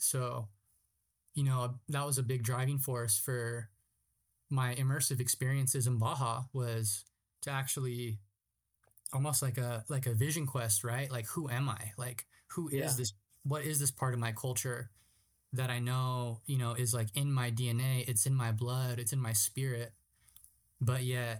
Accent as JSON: {"language": "English", "town": "Ramona", "region": "California", "country": "United States", "tie": "born or raised there", "also_born_or_lived": "San Diego", "said": "being growing up in San Diego, right? It's a trans-border region. So it's kind of like a little bit of TJ, a little bit of San Diego, you know, once you get closer to like South County. But even growing up in Ramona"}